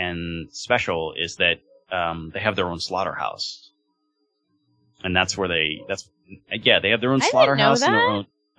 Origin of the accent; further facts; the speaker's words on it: Long Beach, California, United States; moved away; I'm originally from Long Beach